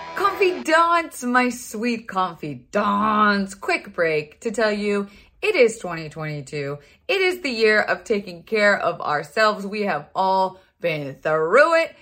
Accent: Florida, United States; I was raised in Florida

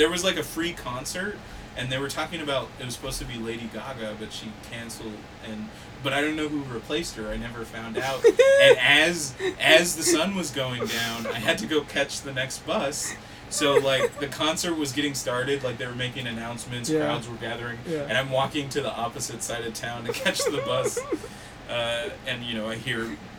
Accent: California, United States; I'm from California!

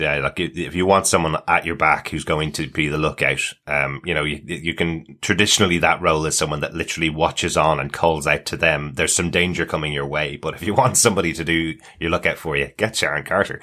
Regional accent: Ireland; especially as Irish people having, uh, lived through decades of terrorism in Ireland

